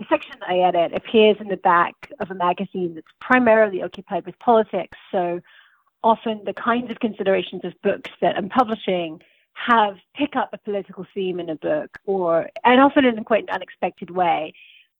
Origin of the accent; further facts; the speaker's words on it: Bedfordshire, East of England, United Kingdom; So I'm from England. I grew up in the south of England in a small town in Bedfordshire